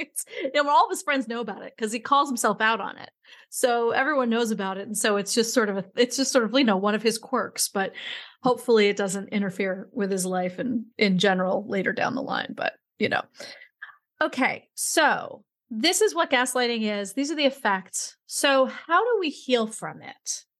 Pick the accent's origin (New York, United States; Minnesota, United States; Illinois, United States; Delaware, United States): New York, United States; New York City; he was a joke when I grew up in New York City.